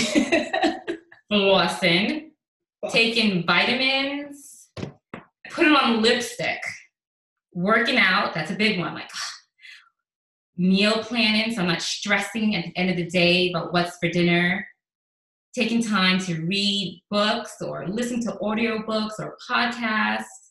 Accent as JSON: {"language": "English", "town": "New York City", "region": "New York", "country": "United States", "tie": "born or raised there", "also_born_or_lived": "Caribbean", "moved": "as an adult", "lives_now": "Houston, United States", "said": "I was born in the Caribbean, and I grew up in the Bronx"}